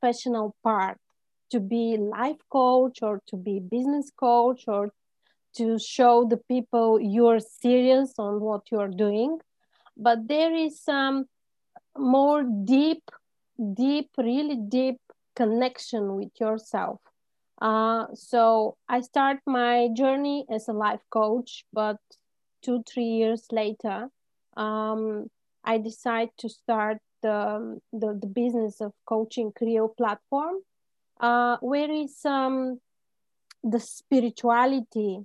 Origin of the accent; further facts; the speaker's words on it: Bulgaria; I'm originally from Bulgaria